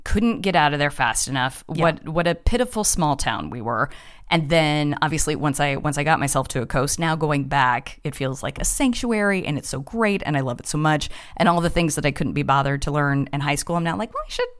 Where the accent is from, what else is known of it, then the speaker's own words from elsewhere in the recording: Colorado Springs, Colorado, United States; At Colorado Springs, which is like an hour south of Denver.